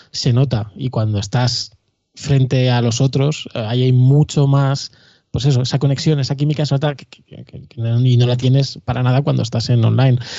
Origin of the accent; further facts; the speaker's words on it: Madrid, Community of Madrid, Spain; somos todos de Madrid